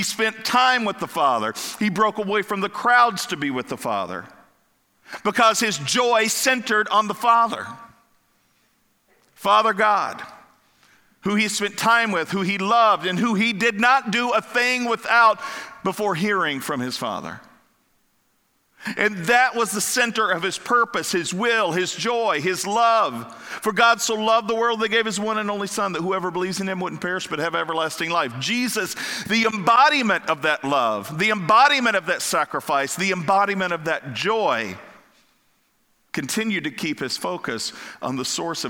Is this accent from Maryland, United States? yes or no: no; Kentucky, United States; also born or lived in Florida / Ohio; now in Pennsylvania, United States; growing up in Kentucky